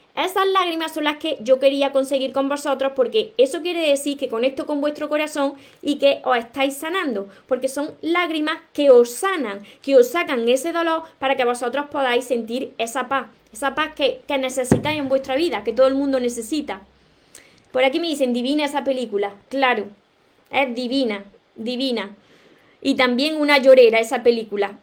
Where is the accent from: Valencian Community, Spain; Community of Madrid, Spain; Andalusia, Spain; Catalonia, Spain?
Andalusia, Spain; De, de España soy, de Andalucía precisamente, del sur de España